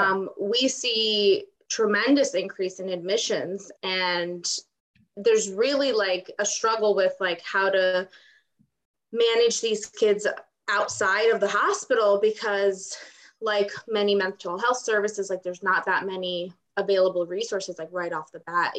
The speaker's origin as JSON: {"language": "English", "country": "Ukraine", "tie": "born or raised there", "moved": "yes", "said": "I was actually born and raised in Ukraine"}